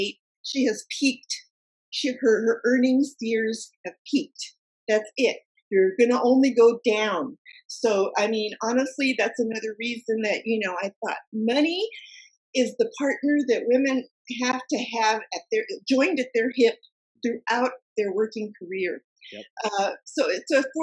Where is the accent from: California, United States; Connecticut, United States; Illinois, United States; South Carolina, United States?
California, United States; Silicon Valley; I grew up in Silicon Valley and worked all my life in Silicon Valley in high tech.